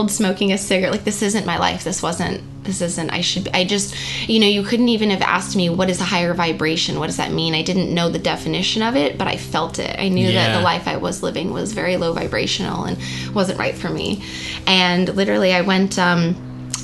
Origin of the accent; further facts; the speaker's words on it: New Mexico, United States; moved away as an adult; I'm from New Mexico. I moved here at 18